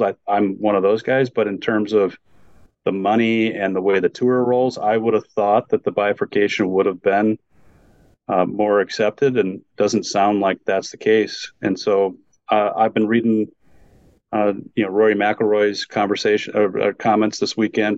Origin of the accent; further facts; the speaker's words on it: Wisconsin, United States; also born or lived in West Bend, Wisconsin; now in Phoenix, United States; I grew up in Wisconsin